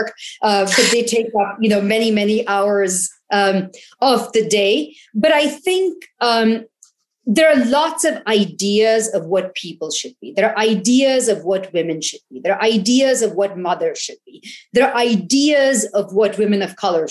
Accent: India; when I was growing up in India

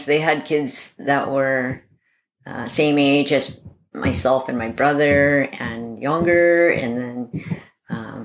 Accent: Seattle, Washington, United States; I grew up in Seattle, Washington

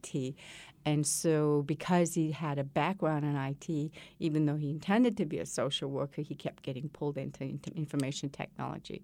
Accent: Malaysia; now in United States; I was born and raised in Malaysia

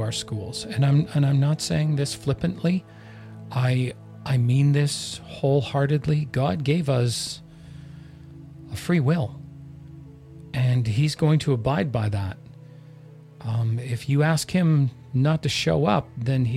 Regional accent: Canada; I'm Canadian.

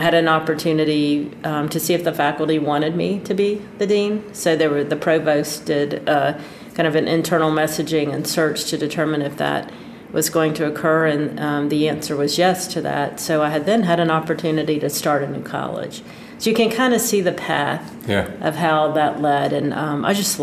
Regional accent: Pensacola, Florida, United States; I love Pensacola. I love my hometown

